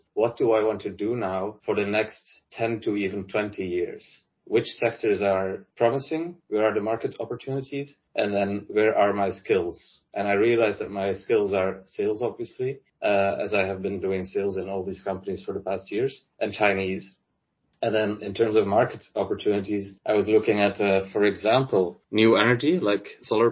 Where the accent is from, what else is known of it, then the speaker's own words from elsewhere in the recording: Netherlands; moved away as an adult; also born or lived in Belgium / China; I landed up back in my home country in Europe. So working from Holland now